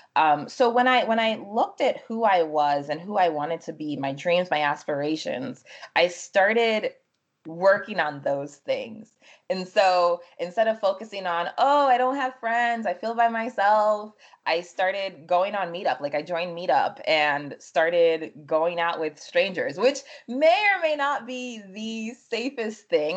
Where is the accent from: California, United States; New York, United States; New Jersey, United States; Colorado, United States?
New Jersey, United States; also born or lived in Freetown, Sierra Leone; my family came here when I was five going on six, and we settled in New Jersey. So I grew up in New Jersey